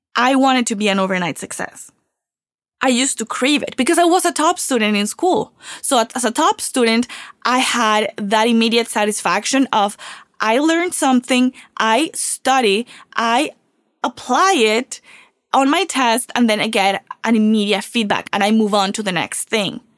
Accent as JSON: {"language": "English", "country": "Venezuela", "tie": "born or raised there", "moved": "yes", "lives_now": "Miami, United States", "said": "I was born and raised in Venezuela"}